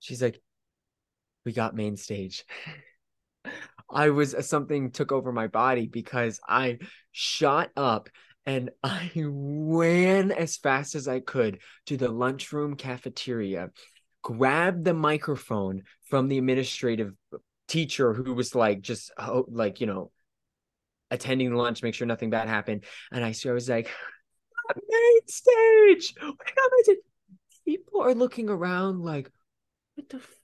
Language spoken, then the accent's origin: English; Florida, United States; So I grew up in Florida.